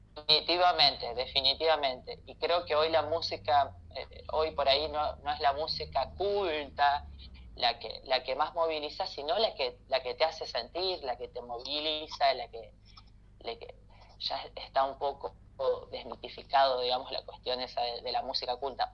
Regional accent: Santa Fe, Argentina; yo soy de Santa Fe

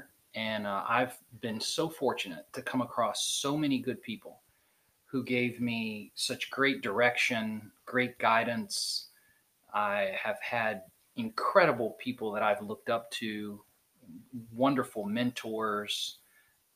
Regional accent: Dunedin, Florida, United States; also born or lived in Birmingham, Alabama; now in Pensacola, United States; I grew up, after I moved from Birmingham, I grew up in a little town on the beach on the west coast of Florida called Dunedin

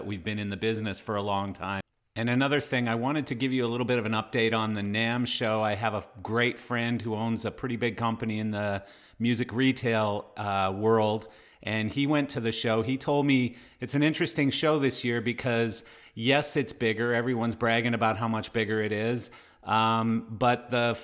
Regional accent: Canada; I am Canadian

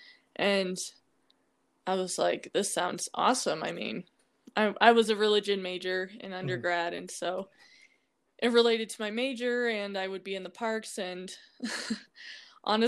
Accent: Des Moines, Iowa, United States; I'm from Des Moines, Iowa

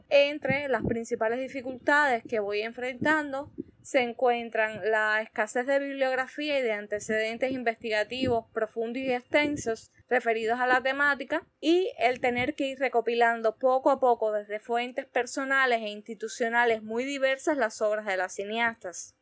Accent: Cuba; las limitaciones existentes en mi país con la conexión a Internet

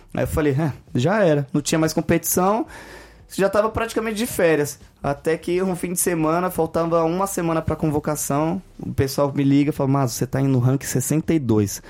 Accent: Brazil; a gente é brasileiro

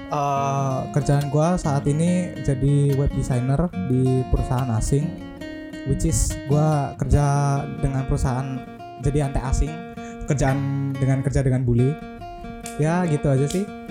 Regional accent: Magelang, Central Java, Indonesia; now in Denpasar, Indonesia; gue sendiri sih asalnya dari Magelang Jawa Tengah

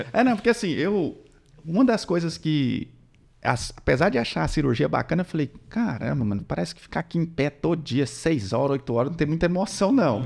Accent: interior of Goiás, Brazil; also born or lived in Goiânia / Tocantins; Eu sou do interior de Goiás e aí a gente já tinha mudado pra Goiânia.

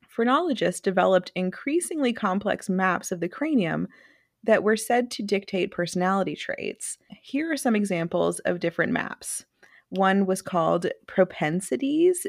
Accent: Mississippi, United States; I am from Mississippi.

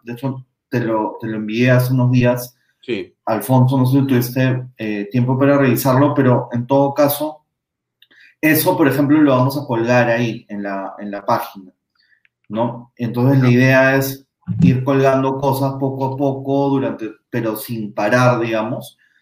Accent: Peru; como peruanos

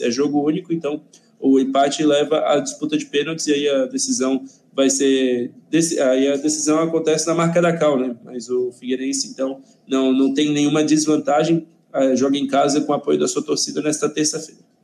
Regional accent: Brusque, Santa Catarina, Brazil; a belíssima cidade de Brusque, cidade de Rodrigo Santos e também lugar onde eu nasci

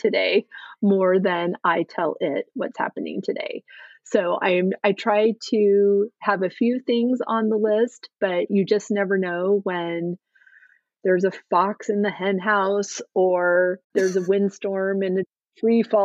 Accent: California, United States; moved away as an adult; also born or lived in Oregon / San Francisco Bay Area, California; now in Massachusetts, United States; growing up in California and going to school in Oregon and then moving back to California after school

